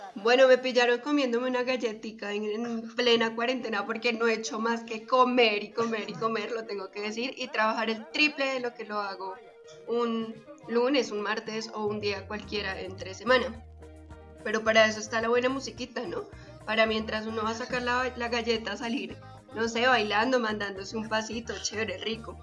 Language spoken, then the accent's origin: Spanish; Bogotá, Colombia; soy rola